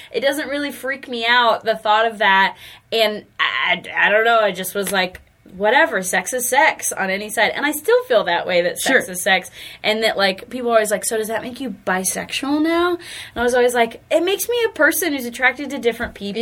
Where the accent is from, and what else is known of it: Charlotte, North Carolina, United States; born or raised there; also born or lived in Asheville, North Carolina